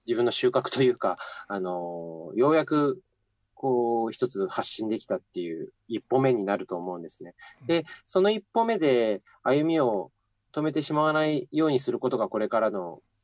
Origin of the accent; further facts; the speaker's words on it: Akita, Japan; moved away as an adult; also born or lived in Sapporo; now in Tokyo, Japan; 18歳 まで秋田で暮らしてて、はいまあとにかくこの街を出たいと思って秋田を離れて